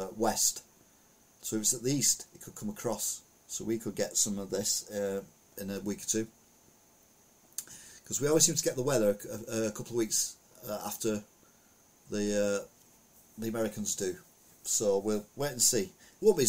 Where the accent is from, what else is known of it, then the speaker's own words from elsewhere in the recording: the Pennines, North West England, United Kingdom; now in Wigan, United Kingdom; I was brought up on the Pennines.